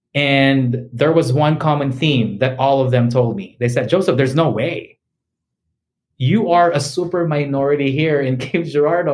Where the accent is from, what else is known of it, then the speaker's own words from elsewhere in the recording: Philippines; first language English; moved away as an adult; also born or lived in Missouri, United States; now in United States; I was born and raised in the Philippines, and I've been here in the U.S. for um, for 14 years now. I was 25 years old when I when I arrived here